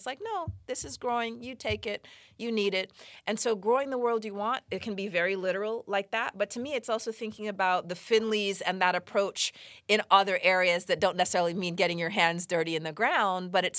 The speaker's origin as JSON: {"language": "English", "town": "Los Angeles", "region": "California", "country": "United States", "tie": "born or raised there", "said": "So, you know, I grew up partly here in Los Angeles."}